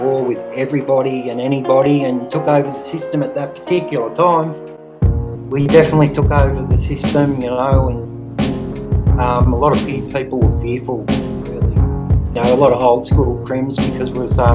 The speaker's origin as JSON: {"language": "English", "town": "Melbourne", "region": "Victoria", "country": "Australia", "said": "I come from Melbourne, Victoria."}